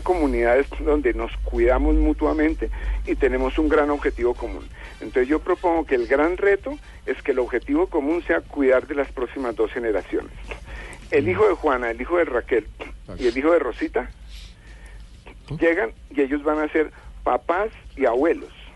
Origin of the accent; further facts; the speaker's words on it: Colombia; como colombianos